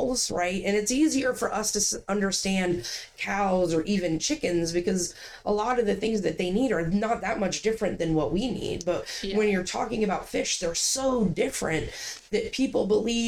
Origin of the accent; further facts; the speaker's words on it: Ohio, United States; now in Maine, United States; I'm from Ohio. I was a marine science major in Ohio.